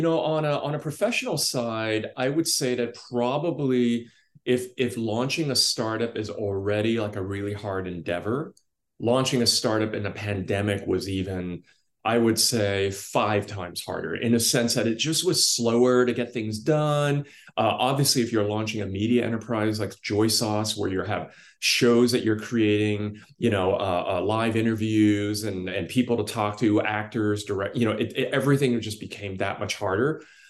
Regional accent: Brooklyn, New York, United States; also born or lived in London; Yeah, I was born in London, and I was born to a single mom, and we didn't have two dimes to rub together. So we moved to Brooklyn, where we lived in a really crappy apartment.

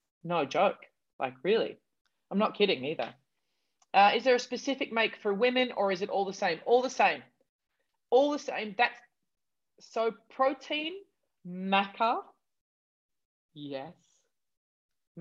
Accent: Australia; I'm such an Aussie

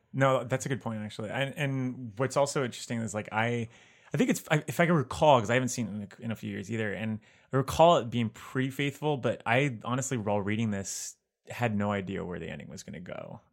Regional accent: South Florida, United States; I'm from South Florida

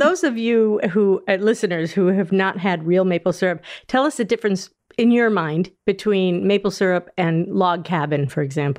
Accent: New England, United States; I'm from New England

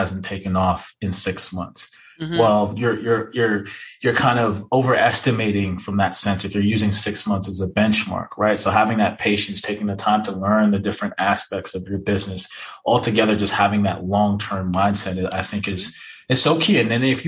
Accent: Jamaica; I am Jamaican

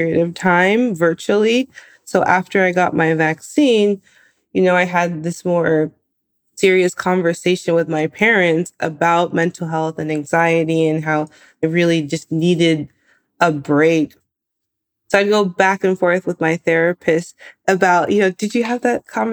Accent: Bay Area, California, United States; I grew up in the Bay Area.

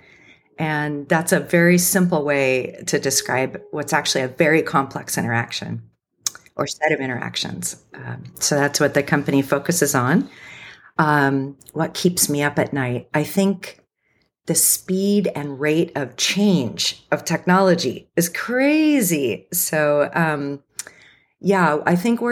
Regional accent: Cupertino, California, United States; I grew up in Cupertino, so I'm kind of like a Silicon Valley native

